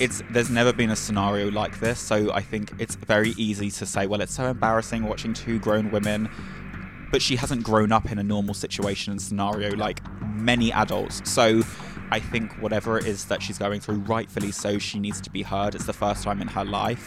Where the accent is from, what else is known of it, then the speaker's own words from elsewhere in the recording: England, United Kingdom; I'm also from England.